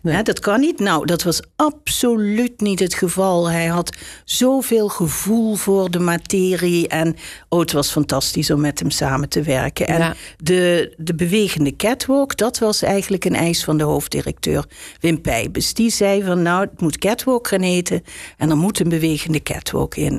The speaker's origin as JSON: {"language": "Dutch", "region": "Limburg", "country": "Netherlands", "also_born_or_lived": "Utrecht", "moved": "as an adult", "said": "Ik kom uit Limburg"}